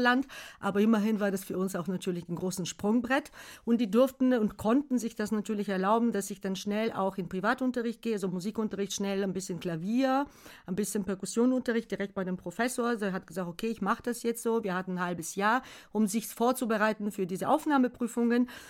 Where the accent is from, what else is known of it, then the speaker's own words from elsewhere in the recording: Bulgaria; German is a second language; moved away as an adult; also born or lived in Algeria; now in Germany; ich komme aus Bulgarien, gebürtige Bulgarin